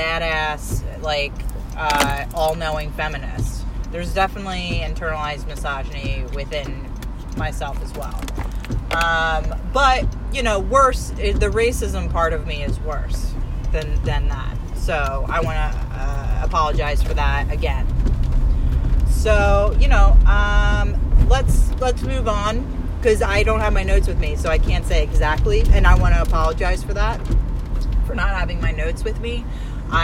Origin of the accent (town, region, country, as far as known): Delaware County, Pennsylvania, United States; born or raised there; also born or lived in Brewerytown, Philadelphia; now in Philadelphia, United States